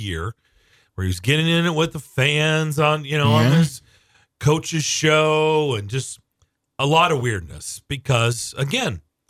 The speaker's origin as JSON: {"language": "English", "town": "Lexington", "region": "Kentucky", "country": "United States", "tie": "born or raised there", "moved": "yes", "lives_now": "Nashville, United States", "said": "I grew up in Lexington."}